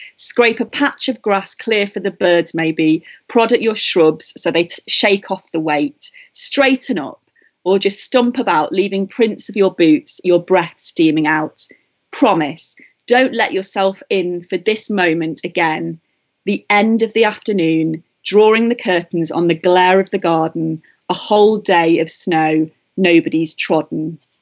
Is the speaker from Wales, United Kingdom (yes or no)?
no; Matlock, East Midlands, United Kingdom; moved away; from my hometown of Matlock